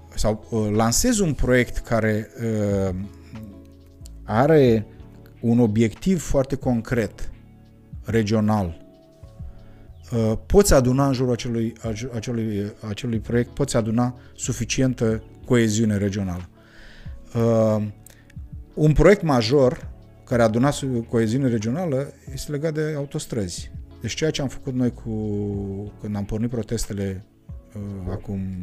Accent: Moldavia, Romania; ne identificăm ochii celorlalți ca moldoveni

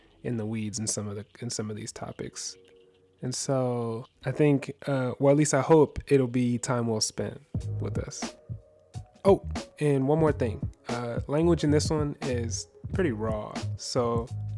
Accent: Central Ohio, United States; We grew up together skateboarding in Central Ohio

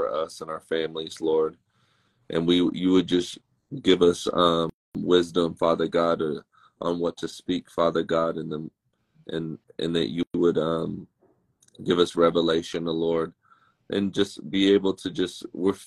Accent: Dallas, Texas, United States; I grew up in Dallas, Fort Worth, Texas

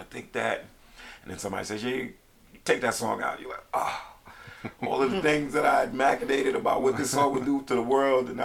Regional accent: New York City, New York, United States; now in Philadelphia, United States; where I'm originally from, Brooklyn, New York

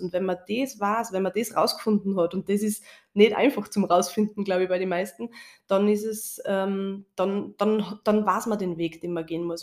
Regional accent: Austria; bei uns in Österreich

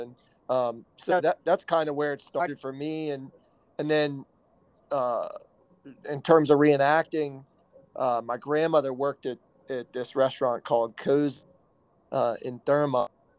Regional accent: Staunton, Virginia, United States; also born or lived in Richmond, Virginia / Maryland; got stationed over in Stanton when I was like two. So we moved to Stanton, Virginia.

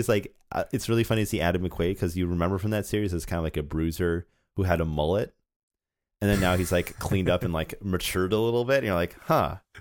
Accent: Canada; as a Canadian

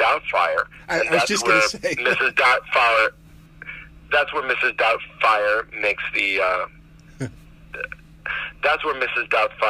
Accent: Miami, Florida, United States; that's the project that I grew up in Miami.

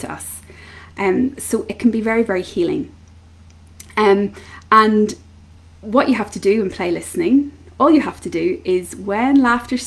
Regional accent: Belfast, Northern Ireland, United Kingdom; I'm from Belfast in Northern Ireland.

